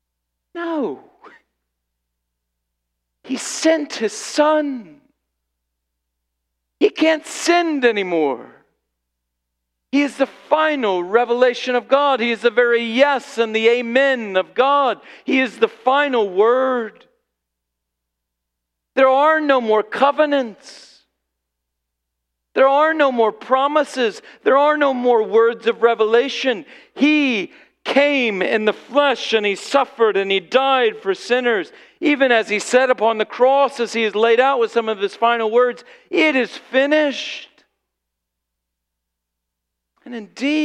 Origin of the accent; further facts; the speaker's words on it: Illinois, United States; I grew up in Illinois